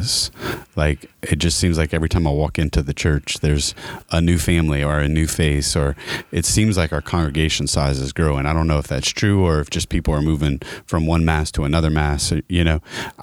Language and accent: English; Opelousas, Louisiana, United States; We're from Opelousas